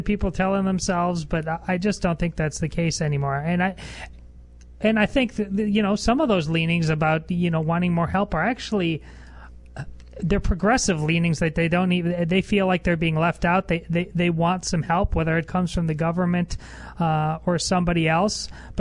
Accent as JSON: {"language": "English", "town": "Madison", "region": "Wisconsin", "country": "United States", "tie": "born or raised there", "moved": "yes", "said": "I grew up in Madison. My family still lives there"}